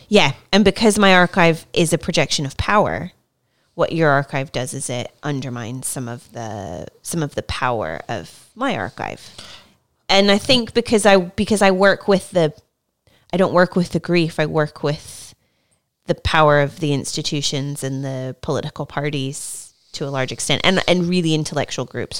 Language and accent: English; United States; now in United Kingdom; I'm American, um, from the United States